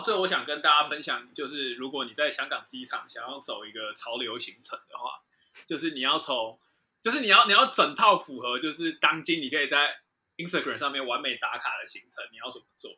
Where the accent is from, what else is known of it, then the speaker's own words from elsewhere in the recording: Taoyuan, Taiwan; 对我对我这个就是就是土生土长的人